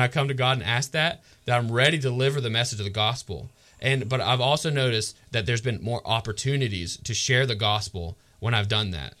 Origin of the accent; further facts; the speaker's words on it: Georgia, United States; moved away; really close to my hometown in Georgia